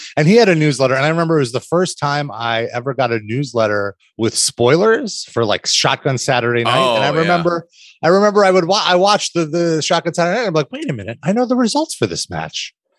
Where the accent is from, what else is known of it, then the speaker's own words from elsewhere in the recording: New York, United States; Fellow New Yorker. Same here.